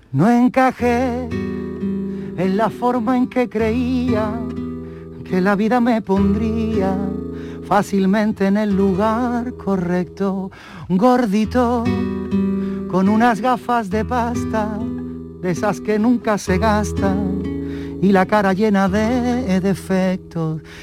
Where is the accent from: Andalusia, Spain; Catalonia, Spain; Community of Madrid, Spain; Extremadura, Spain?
Andalusia, Spain; Cádiz; yo soy del barrio de la Viña